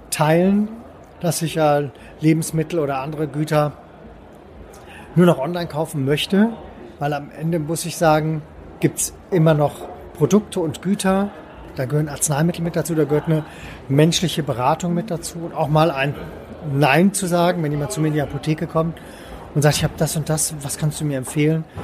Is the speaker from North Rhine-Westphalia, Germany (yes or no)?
yes; Cologne, North Rhine-Westphalia, Germany; Ich komme aus Köln, möchte in Köln. Ich möchte bei mir auf der Severinstraße verkaufen.